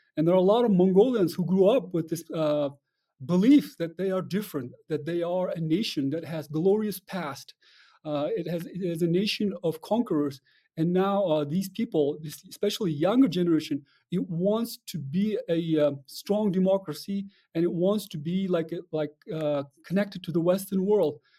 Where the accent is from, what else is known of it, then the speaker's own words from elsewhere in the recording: Kyrgyzstan; I'm from Kyrgyzstan, and, but in Kyrgyzstan, we closely observe